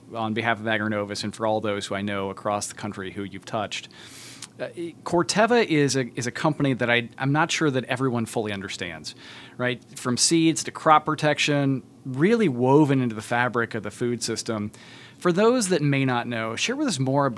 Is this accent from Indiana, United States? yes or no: yes; Tipton County, Indiana, United States; I grew up in Tipton County, Indiana